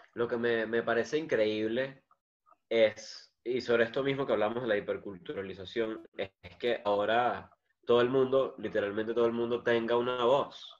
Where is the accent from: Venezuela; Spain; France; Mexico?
Venezuela; yo soy venezolano